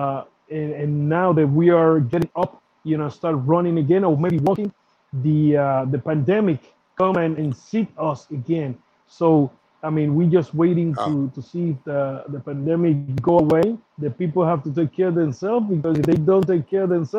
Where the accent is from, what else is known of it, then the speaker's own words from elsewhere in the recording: Vega Alta, Puerto Rico; My hometown, Vega Alta